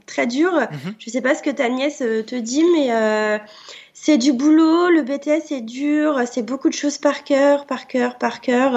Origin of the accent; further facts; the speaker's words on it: Barby, Grand Est, France; je viens des Ardennes, d'une petite euh, ville euh, à côté de Rethel qui s'appelle Barbie, donc dans, la Champagne